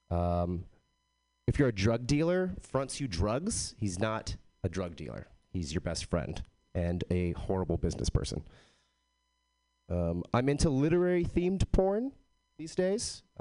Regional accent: Texas, United States; I am from Texas, but I don't have a Texas accent.

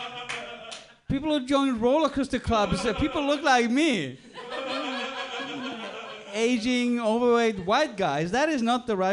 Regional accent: Sweden; also born or lived in Australia; now in Switzerland; I'm actually originally from Sweden, but a few years ago I lived in Australia

